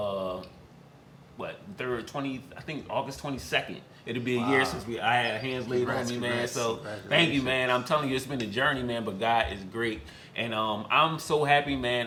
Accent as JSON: {"language": "English", "town": "Philadelphia", "region": "Pennsylvania", "country": "United States", "tie": "born or raised there", "said": "born and raised in North Philly"}